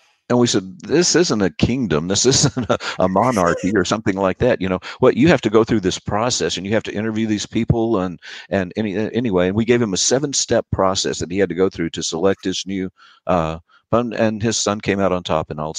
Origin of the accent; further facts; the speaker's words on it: United States; I'm an American and I speak four.